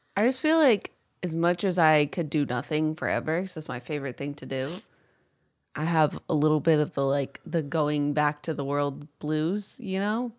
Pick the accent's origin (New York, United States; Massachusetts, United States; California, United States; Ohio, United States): New York, United States; upstate; I grew up in Upsa-, upstate New York